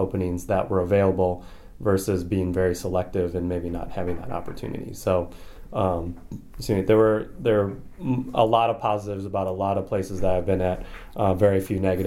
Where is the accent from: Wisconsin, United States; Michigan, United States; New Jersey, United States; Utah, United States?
Wisconsin, United States; Milwaukee; moved away as an adult; also born or lived in Rhode Island / Alabama; growing up in yeah. Milwaukee, Wisconsin.